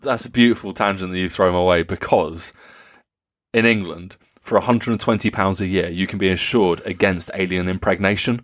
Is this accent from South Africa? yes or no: no; Nuremberg, Bavaria, Germany; Nuremberg, uh, my hometown